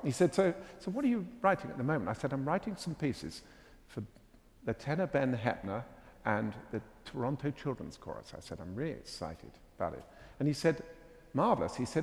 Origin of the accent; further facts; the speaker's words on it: England, United Kingdom; accent: English; my English accent